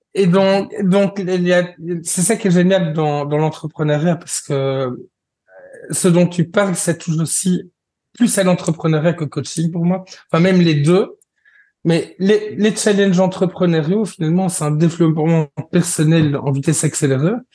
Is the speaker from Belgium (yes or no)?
yes; Belgium; je suis belge